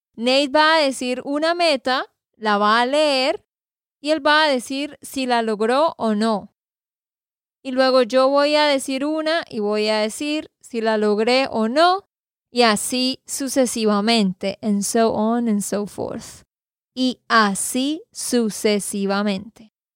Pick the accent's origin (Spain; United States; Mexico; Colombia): Colombia; Santander; de Santander, Colombia